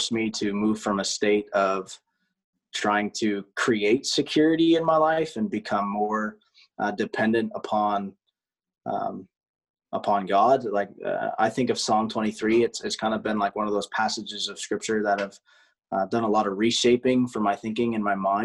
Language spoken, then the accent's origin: English; Canada; now in United States; as a Canadian living in the U.S.